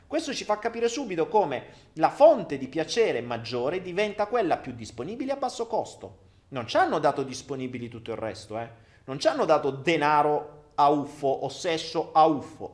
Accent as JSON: {"language": "Italian", "town": "Foggia", "region": "Apulia", "country": "Italy", "said": "Io vengo dal sud, sono foggiano. E da noi a Foggia"}